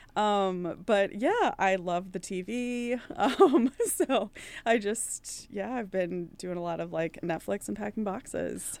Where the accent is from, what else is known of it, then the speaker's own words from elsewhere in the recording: East Coast, United States; moved away as an adult; also born or lived in Ireland; now in Minneapolis, United States; I'm from the East Coast